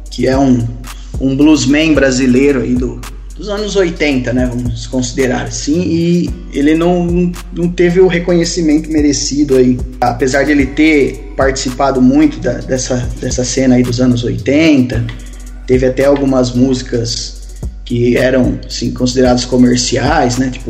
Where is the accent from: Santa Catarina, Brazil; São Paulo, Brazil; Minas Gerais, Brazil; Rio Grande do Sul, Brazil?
São Paulo, Brazil; Matão; sou aqui da cidade de Matão, do interiorzinho aqui de São Paulo.